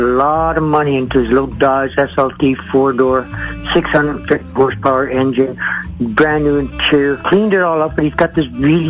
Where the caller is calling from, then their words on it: Edson, Alberta, Canada